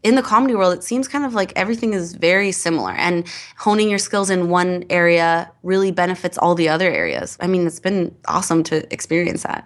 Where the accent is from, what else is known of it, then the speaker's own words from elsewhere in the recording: Edmonton, Alberta, Canada; moved away; I'm an improviser from Edmonton.